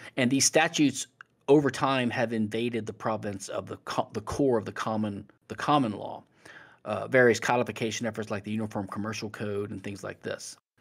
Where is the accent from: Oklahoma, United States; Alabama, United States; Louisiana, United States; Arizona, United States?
Louisiana, United States; as a lawyer studying the civil law in Louisiana, which is my home state